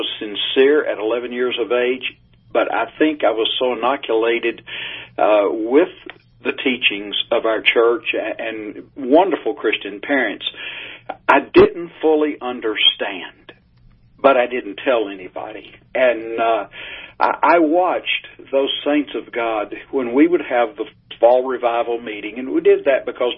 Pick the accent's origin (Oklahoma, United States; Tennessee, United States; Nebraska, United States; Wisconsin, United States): Tennessee, United States; East; now in Texas, United States; I grew up in East Tennessee